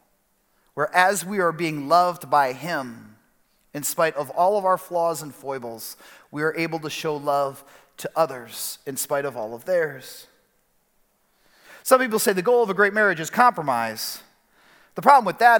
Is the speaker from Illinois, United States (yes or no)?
yes; Chicago, Illinois, United States; moved away as an adult; also born or lived in Detroit; now in West Michigan, United States; my wife Kelly and I, we grew up in Chicago.